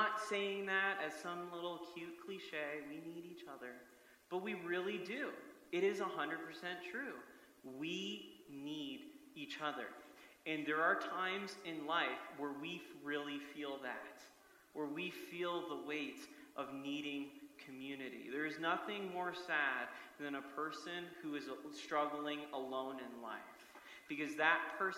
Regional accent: United States; I love many things about being American

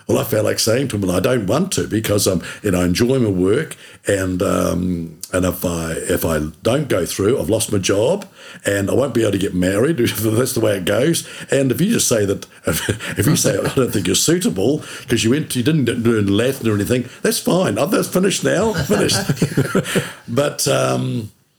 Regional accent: Milton, Otago, New Zealand; also born or lived in Invercargill; I grew up in Milton, went to primary there at St. Mary's

